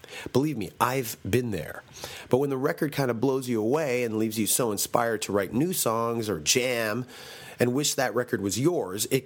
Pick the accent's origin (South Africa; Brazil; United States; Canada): Canada; Toronto, Ontario; Toronto is my hometown